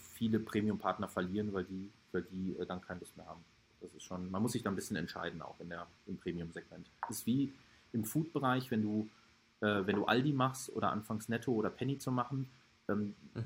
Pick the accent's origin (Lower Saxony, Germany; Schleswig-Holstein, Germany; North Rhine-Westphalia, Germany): North Rhine-Westphalia, Germany; Hagen; Der wohnt in Hagen, also äh, der wohnt in meiner Heimatstadt